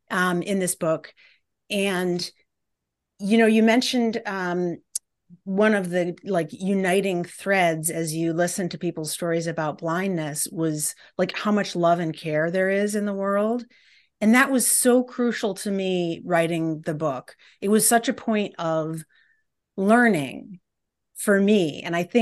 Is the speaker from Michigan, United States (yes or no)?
yes; Detroit, Michigan, United States; the fact that I came from Detroit